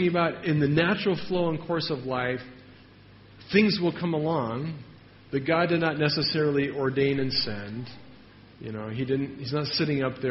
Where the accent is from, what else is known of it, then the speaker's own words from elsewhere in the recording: United States; I'm from America